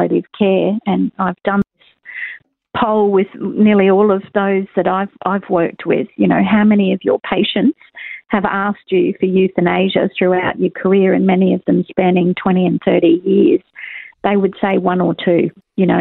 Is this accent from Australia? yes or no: yes; Queensland, Australia; Queensland, and that's my home state